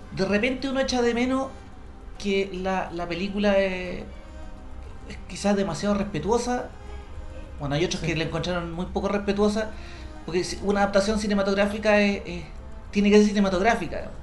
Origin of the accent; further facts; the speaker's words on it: Chile